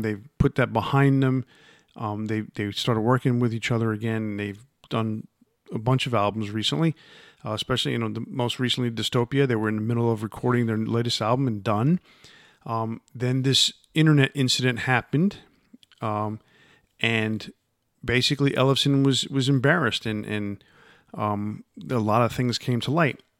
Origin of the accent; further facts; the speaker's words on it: New York area, United States; growing up in the New York area like I did